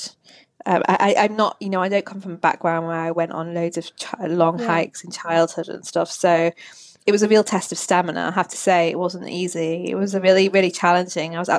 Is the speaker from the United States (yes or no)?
no; Manchester, North West England, United Kingdom; I'm from the north. I was born and bred in Manchester